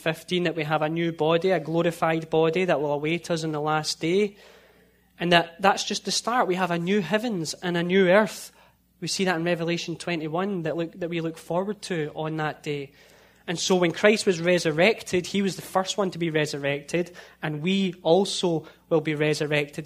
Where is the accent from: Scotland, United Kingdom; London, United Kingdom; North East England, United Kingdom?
Scotland, United Kingdom; a town just outside of Glasgow; now in United States; In my hometown, I lived in a town just outside of Glasgow, and in my hometown, you could get 8 or 9 churches within less than a mile